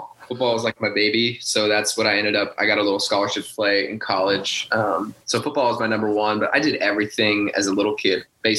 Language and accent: English; Colorado, United States; just a good example of growing up in Colorado.